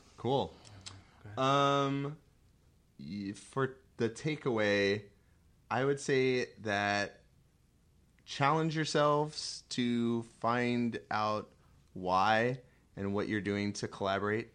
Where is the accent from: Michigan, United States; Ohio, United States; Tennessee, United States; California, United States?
California, United States; moved away; also born or lived in San Diego / Chicago; growing up in California and living in San Diego and living in Chicago